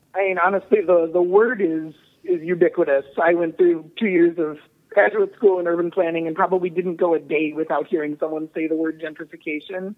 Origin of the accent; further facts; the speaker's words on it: Twin Cities, Minnesota, United States; moved away; I'm from the Twin Cities originally